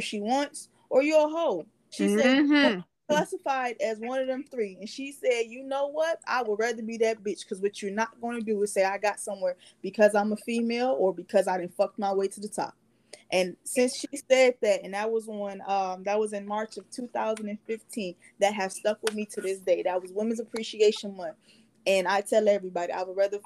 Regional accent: Cleveland, Ohio, United States; moved away; We're both from Cleveland, Ohio

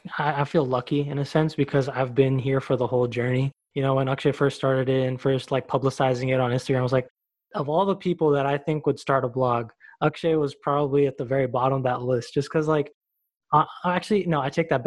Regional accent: Bangalore, Karnataka, India; I just only know like, you know, Kannada movies because I'm from Bangalore

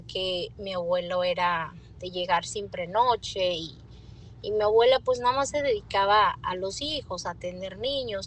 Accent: Las Naranjas, Jalisco, Mexico; del lugar donde yo nací, se llama Las Naranjas, es en el estado de Jalisco

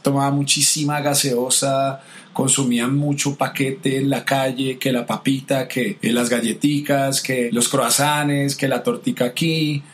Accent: Bogotá, Colombia; moved away; yo soy colombiano de Bogotá

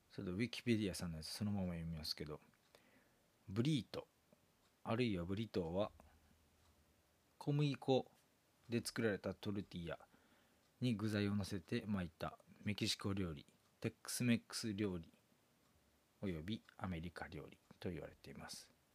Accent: Kansai, Japan; 関西人なんですけど

